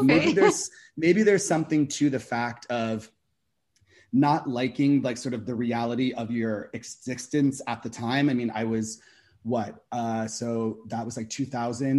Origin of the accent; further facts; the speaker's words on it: New Jersey, United States; I'm from New Jersey